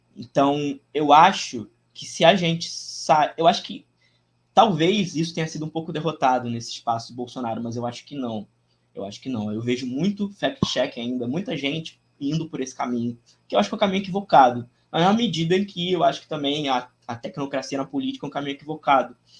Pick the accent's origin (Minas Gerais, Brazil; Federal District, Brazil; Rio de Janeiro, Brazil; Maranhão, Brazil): Rio de Janeiro, Brazil; eu sou do Rio de Janeiro, tenho 26 anos, né? Nascido em dezembro de 96, nasci dia 2 de dezembro de 96, dia do samba. É, então sou bem carioca